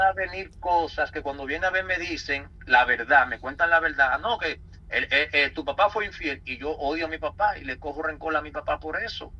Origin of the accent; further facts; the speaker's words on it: Santo Domingo, Distrito Nacional, Dominican Republic; moved away as an adult; also born or lived in New York, United States; now in United States; nacido en la República Dominicana, en Santo Domingo, en la capital. Eh, me crié en República Dominicana desde mi nacimiento hasta los 19 años, que fue cuando vine para Estados Unidos